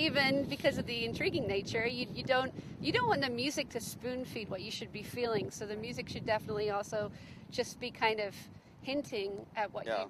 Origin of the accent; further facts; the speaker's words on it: Australia; Oh, I go with I'm from Australia, and so the brand that I tend to go towards is Maton.